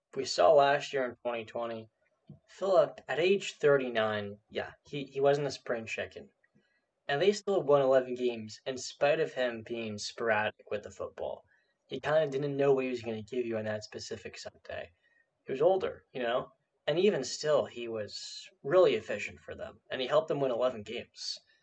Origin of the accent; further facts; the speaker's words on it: New Jersey, United States; I'm from New Jersey